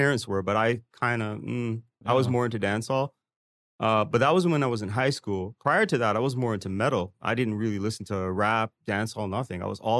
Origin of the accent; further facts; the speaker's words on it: Toronto, Ontario, Canada; moved away as an adult; also born or lived in New York City, United States / Georgetown, Guyana; now in Taipei, Taiwan; I grew up in Scarborough. I think Scarborough was kind of different back then. We had like a stigma.